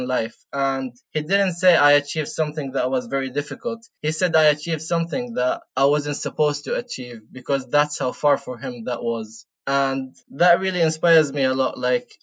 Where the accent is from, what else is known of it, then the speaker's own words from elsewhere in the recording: Saudi Arabia; moved away as an adult; now in United Kingdom; I was born and raised in Saudi Arabia. I came to the UK here to study for my undergrad.